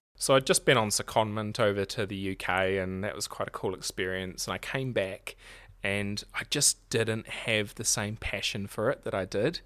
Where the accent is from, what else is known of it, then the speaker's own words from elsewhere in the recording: Marlborough, New Zealand; now in Nelson, New Zealand; I'm originally from Marlborough